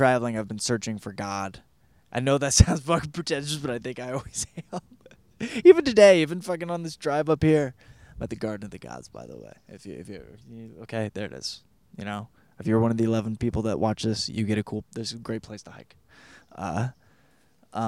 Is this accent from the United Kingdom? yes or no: no; Michigan, United States; also born or lived in Arizona; now in California, United States; Grew up in Michigan